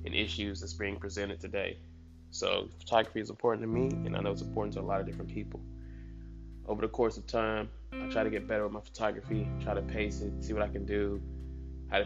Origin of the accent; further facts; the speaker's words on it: right outside of Dallas, Texas, United States; also born or lived in Georgia; Me being born in Georgia, but you know, I was raised in Texas, right outside of Dallas